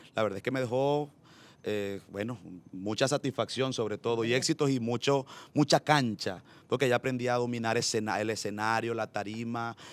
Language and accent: Spanish; Chiriguaná, Cesar, Colombia; also born or lived in Valledupar / Medellín; now in Barranquilla, Colombia; yo nací en un municipio del Cesar que se llama Chiriguaná